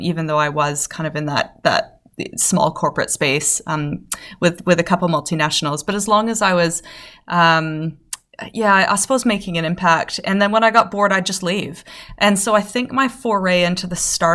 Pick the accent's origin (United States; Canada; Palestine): Canada; I'm Canadian.